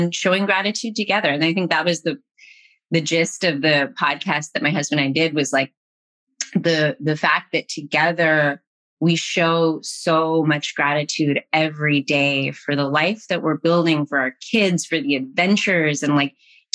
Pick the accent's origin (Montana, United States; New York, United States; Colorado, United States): Colorado, United States; moved away; also born or lived in Bay Area / Los Angeles; I was in the Bay Area and I'm from Colorado